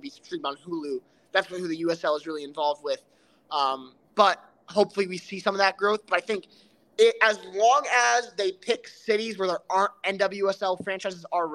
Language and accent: English; Danbury, Connecticut, United States; I'm from Danbury, Connecticut